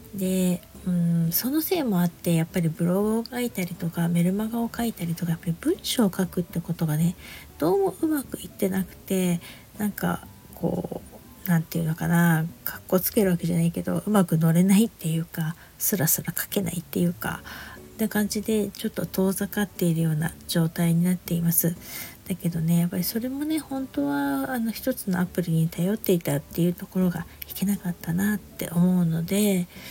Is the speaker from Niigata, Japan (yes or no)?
yes; Niigata, Japan; now in Saitama, Japan; 私のね故郷の方のね新潟とか北陸の方